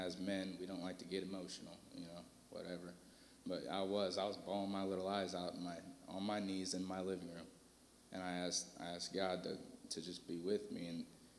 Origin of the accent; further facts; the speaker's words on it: Fort Wayne, Indiana, United States; moved away as an adult; now in Terre Haute, United States; I'm from Fort Wayne, Indiana